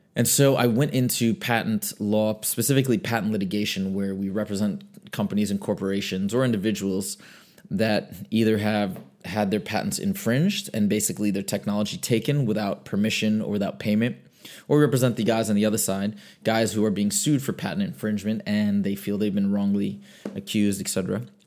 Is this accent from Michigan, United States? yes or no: yes; Michigan, United States; I grew up in Michigan.